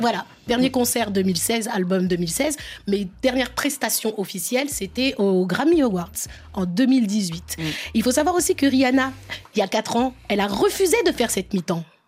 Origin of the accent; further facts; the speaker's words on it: France; je suis née en France et je suis française. Et je suis très fière de mon histoire, de l'histoire de la France, mais aussi de mes pays d'origine, le Sénégal et la Guinée-Bissau.